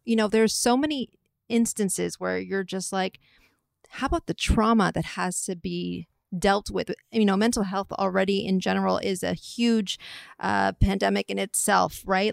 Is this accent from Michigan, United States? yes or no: no; Atherton, California, United States; I'm from the Bay Area, from, like, Atherton, Palo Alto area